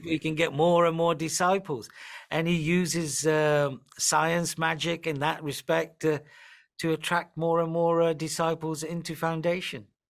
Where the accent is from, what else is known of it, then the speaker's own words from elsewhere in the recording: north of England, United Kingdom; accent: northern; also born or lived in Nairobi, Kenya / Punjab, India (ancestry); I grew up in the north of England. I have quite a northern accent